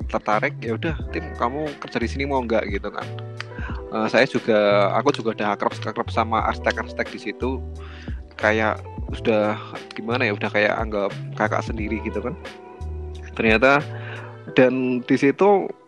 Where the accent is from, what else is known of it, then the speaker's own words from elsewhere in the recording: Klaten, Central Java, Indonesia; karena karena aku dari Klaten kan mungkin akan habis untuk ongkos ongkos apa namanya kos makan